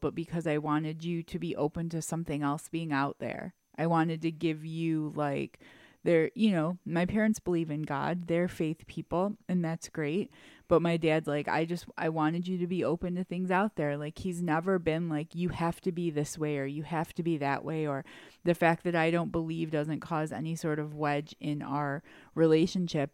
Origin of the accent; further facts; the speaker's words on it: Detroit, Michigan, United States; we grew up in Detroit, so we went to private school